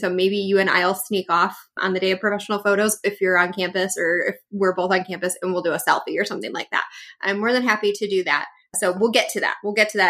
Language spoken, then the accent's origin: English; Oregon, United States; It's so fun listening to Amanda talk about PNW because I am from Oregon too.